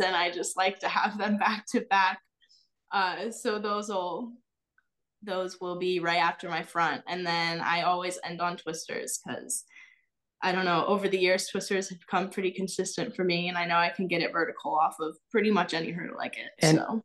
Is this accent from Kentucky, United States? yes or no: no; Illinois, United States; moved away; originally I'm from Illinois and I grew up as a dancer